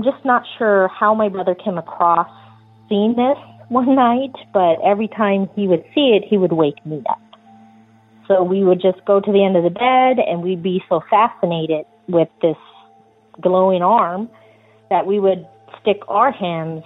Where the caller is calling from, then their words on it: Yucaipa, California, United States; also born or lived in Torrance, California; I'm calling from Yucaipa, California